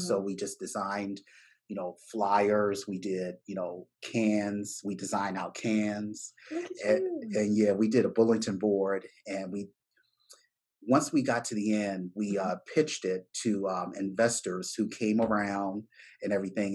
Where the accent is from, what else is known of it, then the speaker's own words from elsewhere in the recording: Baltimore, Maryland, United States; I'm from Bmore